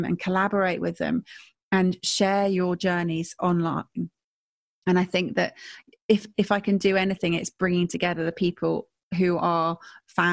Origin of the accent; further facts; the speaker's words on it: Stratford-upon-Avon, West Midlands, United Kingdom; I'm from Stratford-upon-Avon